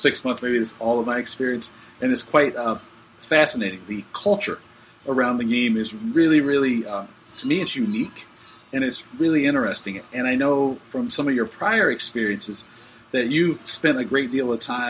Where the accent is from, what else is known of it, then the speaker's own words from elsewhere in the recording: United States; as an American